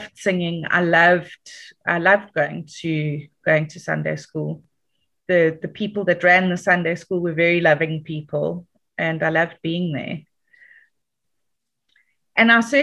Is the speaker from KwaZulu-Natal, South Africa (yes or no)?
yes; Dundee, KwaZulu-Natal, South Africa; also born or lived in Johannesburg (Germiston) / Dannhauser; now in Durban, South Africa; I grew up in Dundee. Was a very conservative Afrikaans town